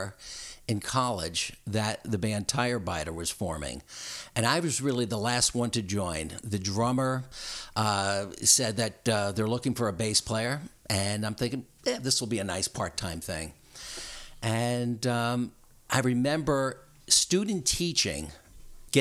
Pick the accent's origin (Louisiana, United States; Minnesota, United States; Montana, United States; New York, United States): New York, United States; Long Island; moved away; also born or lived in Connecticut; I was a kid from Long Island